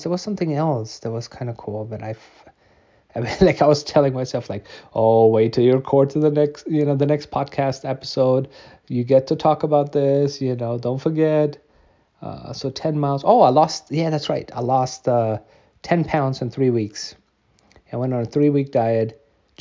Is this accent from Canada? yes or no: no; Germany; I grew up in Germany.